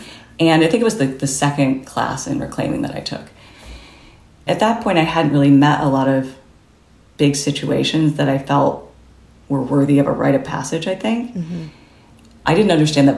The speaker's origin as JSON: {"language": "English", "region": "Midwest", "country": "United States", "tie": "born or raised there", "said": "I grew up in the Midwest"}